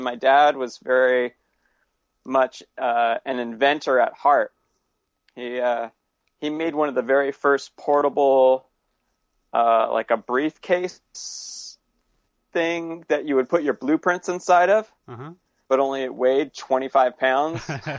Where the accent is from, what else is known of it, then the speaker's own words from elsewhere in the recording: California, United States; also born or lived in Santa Ana; now in Portland, United States; No, I was born in Southern California and raised in Northern California.